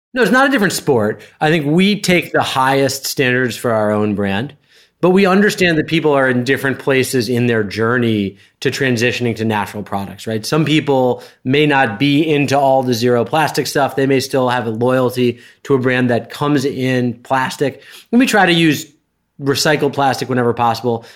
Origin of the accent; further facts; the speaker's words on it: Westchester County, New York, United States; I grew up in sort of Westchester County, New York, which for those who don't know is an hour and twenty minutes north of Manhattan